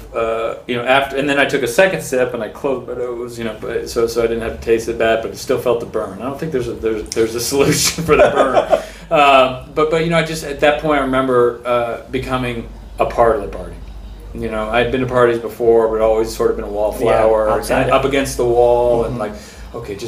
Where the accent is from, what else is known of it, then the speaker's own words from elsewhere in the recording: San Francisco, California, United States; I was born in San Francisco, born and raised.